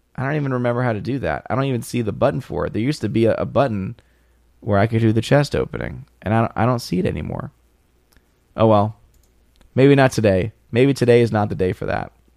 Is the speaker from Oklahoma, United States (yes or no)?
no; New Orleans, Louisiana, United States; moved away; I'm originally from New Orleans